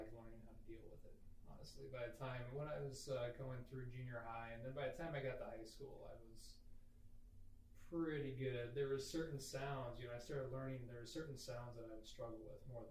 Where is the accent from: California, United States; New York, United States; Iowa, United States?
Iowa, United States; Well, I'm from Iowa. Growing up, my dad was a minister, actually. So we traveled around a little bit. So I lived in about 3 or 4 different towns as a kid. I graduated high school from Indianola High School in Iowa.